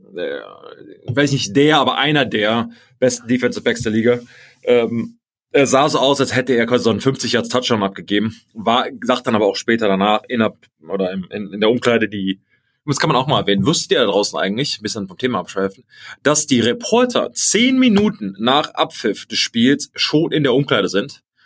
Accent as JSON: {"language": "German", "country": "Germany", "said": "Germany. Und ich sag, gut, ich auch"}